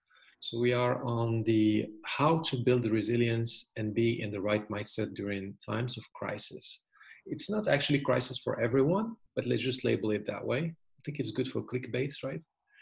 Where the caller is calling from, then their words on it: Germany; right now I'm calling you from Germany. It's very beautiful and sunny.